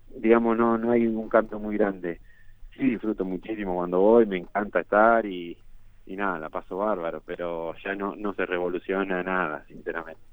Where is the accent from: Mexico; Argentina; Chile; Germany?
Argentina; moved away as an adult; also born or lived in Turin; now in England; desde que me fui de Argentina